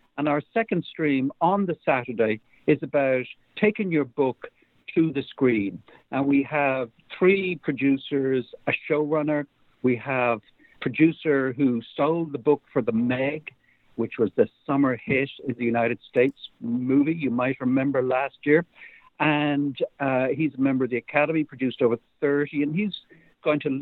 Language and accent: English; Ireland; I'm from Ireland. I live in Dublin